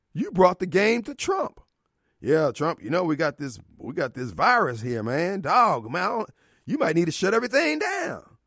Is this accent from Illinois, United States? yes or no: yes; Decatur, Illinois, United States; now in Jackson, United States; my hometown, Decatur, Illinois